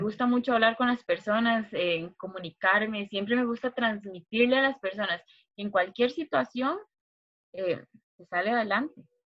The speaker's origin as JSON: {"language": "Spanish", "town": "Turrialba", "region": "Cartago", "country": "Costa Rica", "tie": "born or raised there", "also_born_or_lived": "San José, Costa Rica", "said": "crecí en Turrialba. Eh, aquí pasé toda mi niñez"}